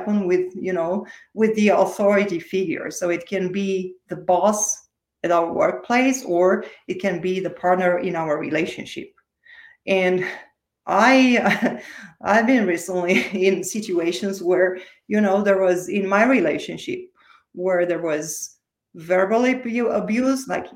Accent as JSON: {"language": "English", "country": "Romania", "tie": "born or raised there", "second_language": "English", "moved": "yes", "said": "I was born and raised in Romania, in case you wonder about my accent."}